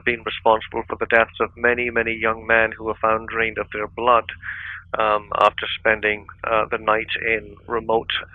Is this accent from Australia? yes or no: no; Stranraer, Scotland, United Kingdom; moved away; My hometown is Stranraer, and on the southwest coast.